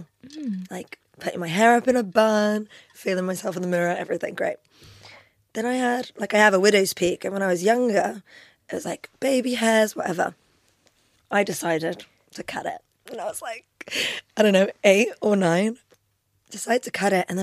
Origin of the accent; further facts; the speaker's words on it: London, United Kingdom; first language Albanian; English is a second language; also born or lived in Kosovo; I was born in London. Mm-hmm. I moved back to Kosovo, where my parents are from. Mm-hmm. Lived there for a couple of years. Came back to London, so I kind of had a bit of childhood in both places